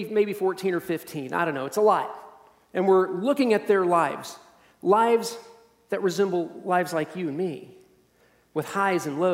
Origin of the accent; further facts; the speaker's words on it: Kansas City, United States; I was born and raised in Kansas City